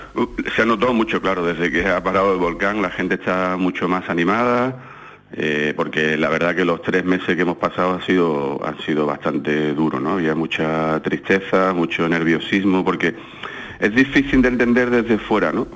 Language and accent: Spanish; Algeciras, Andalusia, Spain; now in La Palma, Spain; toda mi familia que está en Algeciras, yo soy de Algeciras